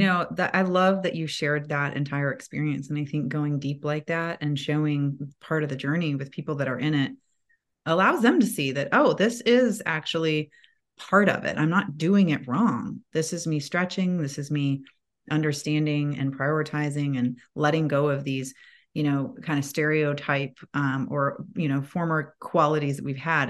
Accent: Atlanta, Georgia, United States; I live in Atlanta, that is my hometown, home base

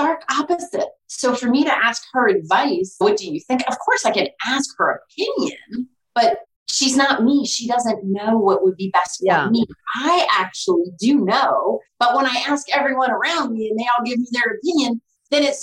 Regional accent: Maryland, United States; also born or lived in Pennsylvania / Florida; I'm from Maryland. I've lived here most of my life

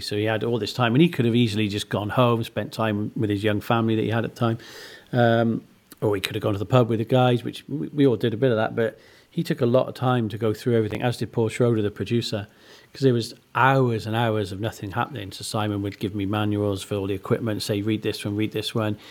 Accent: Monmouth, Wales, United Kingdom; growing up in Monmouth, everybody knows about Rockfield

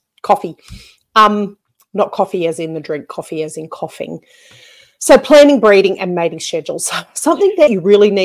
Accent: Australia; accent: ocker (broad Australian); I've been told that I have got a bit of an ochre accent

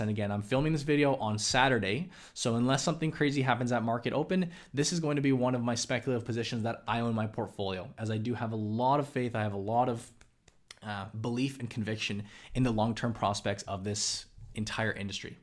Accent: Vancouver, British Columbia, Canada; my hometown here in Vancouver

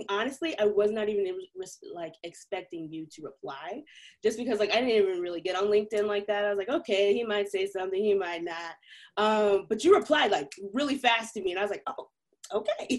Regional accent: Missouri, United States; I ended up moving back home to my hometown, and I ended up going to Missouri Western State University

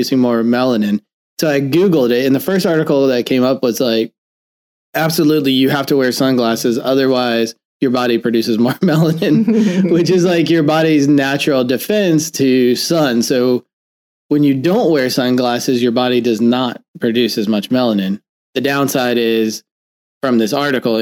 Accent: Florida, United States; I grew up in Florida

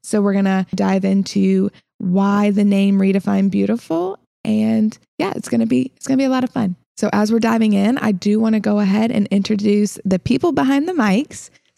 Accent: Illinois, United States; also born or lived in South Carolina; Yeah. So I was originally from Illinois, but I've lived in South Carolina, hence the accent that I apparently have now.

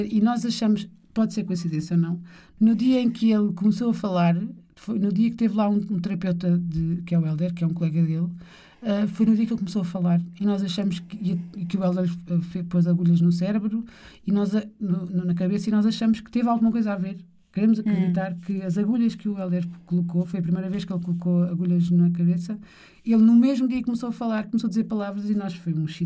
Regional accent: Lisbon, Portugal; Nascida e criada na Lapa e andei 12 anos num colégio de freiras

